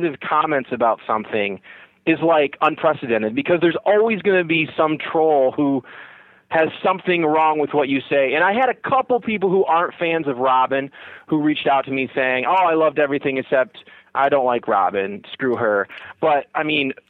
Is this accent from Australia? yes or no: no; United States; I grew up kind of on the Michigan-Ohio border